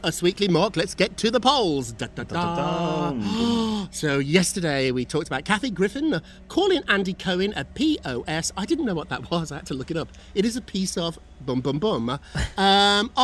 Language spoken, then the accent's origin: English; United Kingdom; moved away; As a Brit